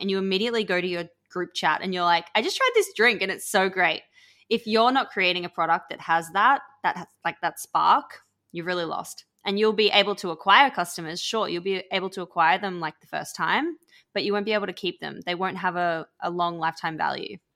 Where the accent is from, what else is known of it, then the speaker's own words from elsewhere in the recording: Australia; accent: Australian; now in London, United Kingdom; everyone can probably hear I'm Australian, but I'm based in London. But where I grew up was literally the middle of absolutely nowhere in Australia.